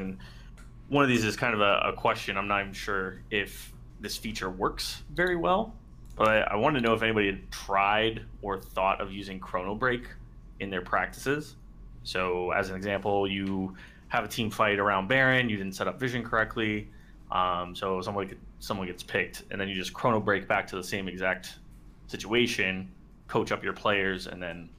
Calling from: Orlando, Florida, United States; Orlando, Florida.

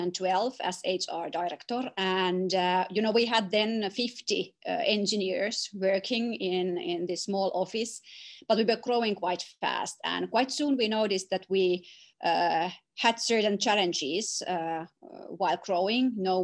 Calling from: Tampere, Pirkanmaa, Finland; English is a second language; Well, I'm joining you from Finland, from Tampere.

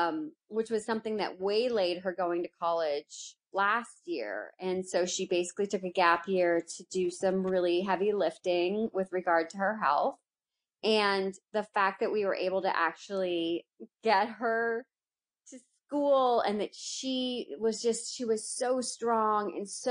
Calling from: Studio City, California, United States; I am in Studio City, California, which is a neighborhood in Los Angeles.

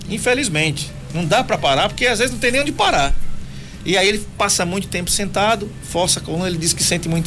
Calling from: Bom Conselho, Pernambuco, Brazil; Eu sou da cidade de Bom Conselho, Pernambuco.

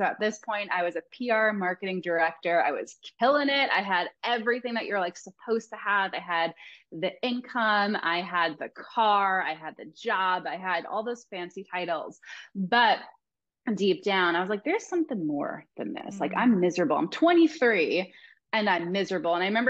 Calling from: Laguna Beach, California, United States; I'm calling in from Laguna Beach, California, in the United States.

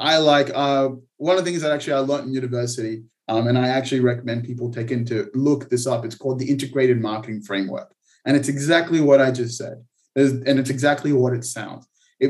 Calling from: Israel; I'm calling from Israel, actually.

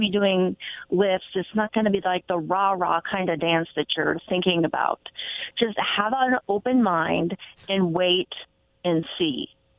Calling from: Kennewick, Washington, United States

